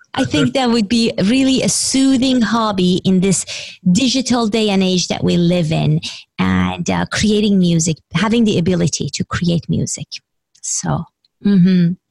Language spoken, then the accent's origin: English; Iran; English is a second language; moved away; I grew up in Iran, and the only board game we would play, well, my parents would play, and we would watch them because I didn't speak English when I was younger